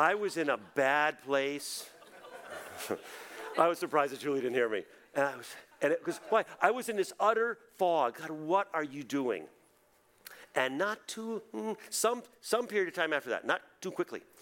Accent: New England, United States; We grew up in New England.

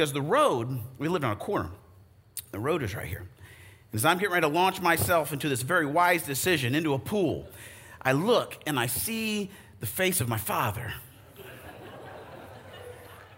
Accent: Arizona, United States; I grew up in Arizona

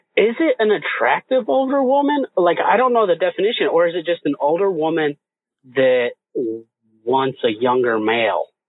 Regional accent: Indiana, United States; moved away; I was from Indiana

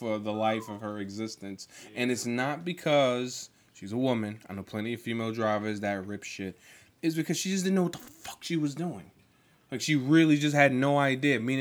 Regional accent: New York, United States; being a New Yorker

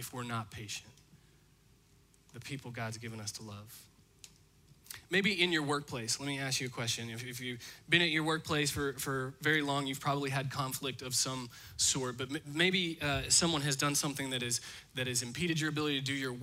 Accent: Indiana, United States; I'm from Indiana, and so I actually spent a lot of my life looking out my bedroom window across to a cornfield.

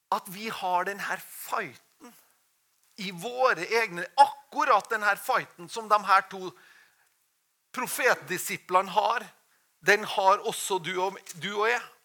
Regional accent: Norway

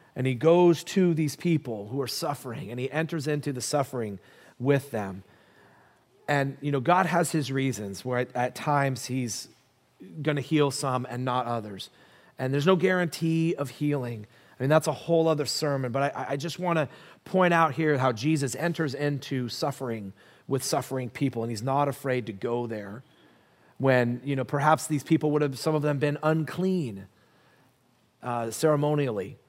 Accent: United States; I'm an American

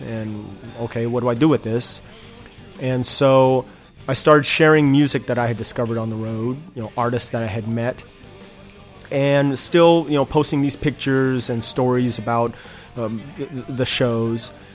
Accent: Inland Empire, Southern California, United States; also born or lived in Detroit, Michigan / San Diego, California / Nashville, Tennessee; I grew up in Southern California. I was born in Detroit, but I don't remember anything about it. Um, so, I really consider myself a Southern California boy

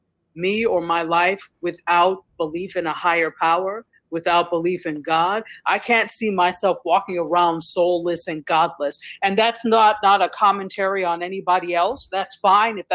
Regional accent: New York, United States; now in Fort Lauderdale, United States; I am not from here. I live in Fort Lauderdale. I'm from New York, but I live in Fort Lauderdale

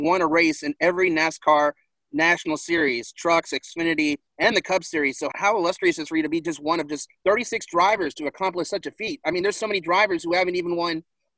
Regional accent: California, United States; I was born in California

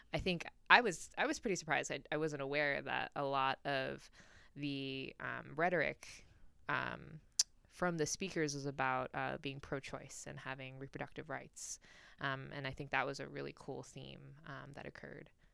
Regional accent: New York, United States; moved away as an adult; now in Washington, D.C., United States; I'm originally from New York, um, born to Chinese immigrants, um, and kinda grew up in New York my whole life and just recently moved out here.

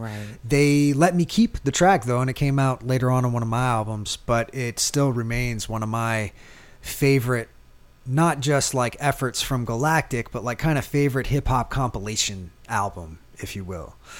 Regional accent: East Coast, United States; now in New Orleans, United States; I grew up on the East Coast

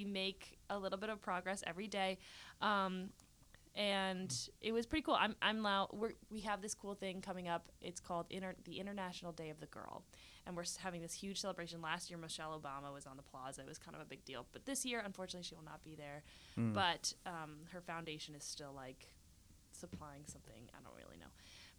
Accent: Nebraska, United States; accent: southern American; I'm from Nebraska.

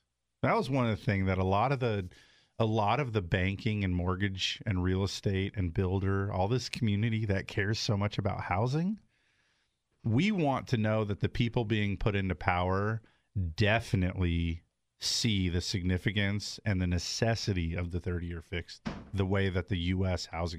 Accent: Southern California, United States; I grew up in Southern California.

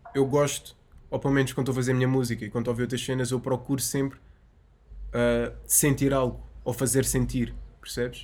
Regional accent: Azenhas do Mar, Lisbon, Portugal; eu sou das Azanhas e aquilo é uh. é mesmo ao lado. Eu passei a minha infância toda na praia

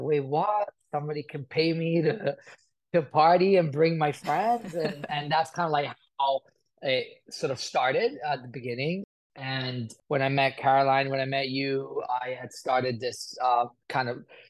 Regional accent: Italy; moved away as an adult; also born or lived in United Kingdom / Chicago, United States; now in Los Angeles, United States; I was born in Italy, raised between Italy and the United Kingdom. And then I moved to the United States in 2010.

